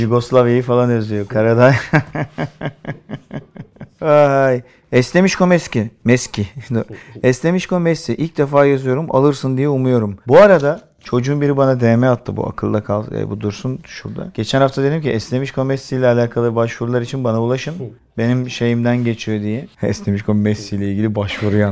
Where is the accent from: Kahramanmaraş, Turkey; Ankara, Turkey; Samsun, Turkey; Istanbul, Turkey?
Istanbul, Turkey; Burada doğdum da bunun. Göztepe Kadıköy.